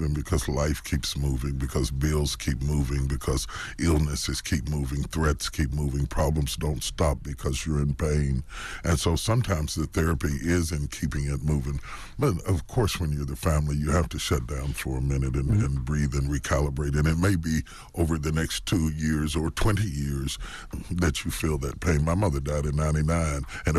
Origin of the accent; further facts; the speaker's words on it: West Virginia, United States; And I come from West Virginia. I'm a country boy.